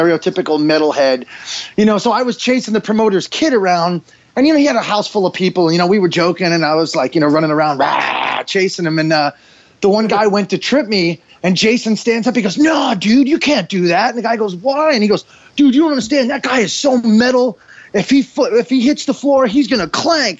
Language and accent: English; New York, United States; accent: New York; I'm from New York